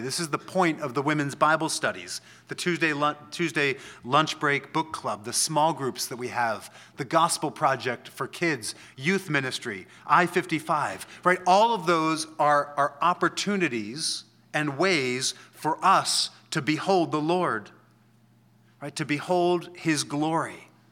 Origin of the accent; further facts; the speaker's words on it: Washington, District of Columbia, United States; I'm from D C.